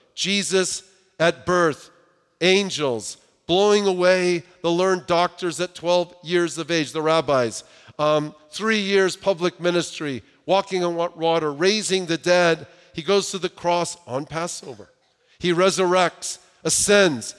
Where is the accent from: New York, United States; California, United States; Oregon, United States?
California, United States; Southern; I grew up in Southern California